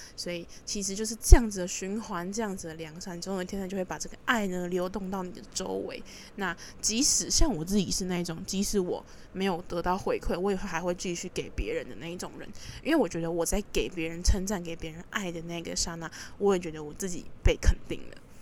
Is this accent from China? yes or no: no; Taipei, Taiwan; 我是一个土生土长的台北人